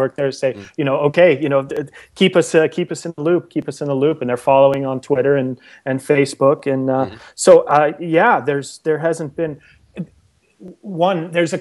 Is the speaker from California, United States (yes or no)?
yes; right outside of Anaheim, California, United States; I grew up in California and right outside of Anaheim